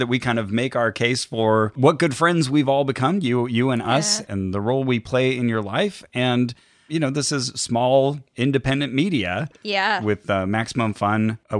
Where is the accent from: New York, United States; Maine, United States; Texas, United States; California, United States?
California, United States; Santa Cruz; So I was technically born in Southern California, but I was raised in Santa Cruz.